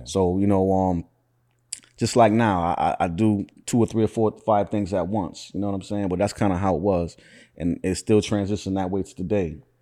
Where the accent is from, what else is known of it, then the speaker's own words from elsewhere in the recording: Syracuse, New York, United States; I was born and raised in Syracuse